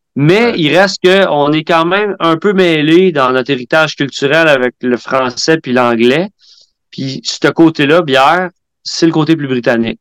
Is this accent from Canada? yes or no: yes; Quebec, Canada; en tant que Québécois, euh, notre culture brassicole nationale